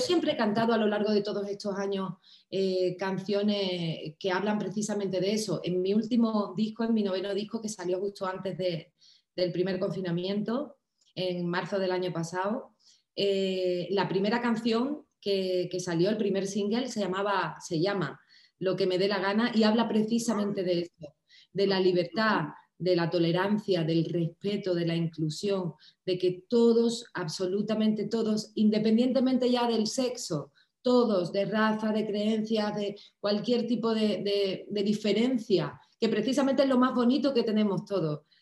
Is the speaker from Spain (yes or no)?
yes; Cádiz, Andalusia, Spain; also born or lived in Miami / Los Angeles; cantaba en carnaval, en Cádiz, en mi tierra